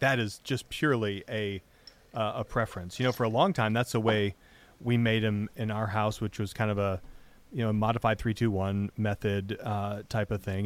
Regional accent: Michigan, United States; moved away; growing up in Michigan

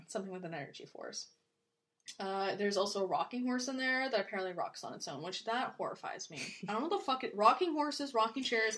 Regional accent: Canada; we're Canadian

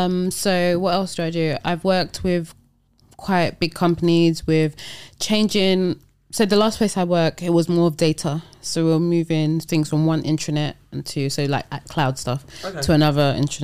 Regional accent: Nigeria; even though I'm very Nigerian, it's still, their business process is very different.

